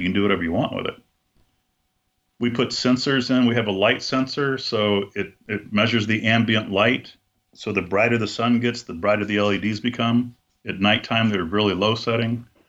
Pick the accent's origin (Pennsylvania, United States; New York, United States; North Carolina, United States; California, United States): California, United States; Buena Park; I was born in California, Southern California, and we my family moved to a place called Buena Park when I was four, and that's where I met Julie